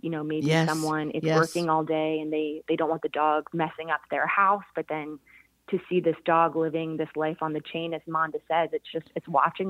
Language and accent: English; Philadelphia, Pennsylvania, United States; I'm originally from Philadelphia, and living in like a city like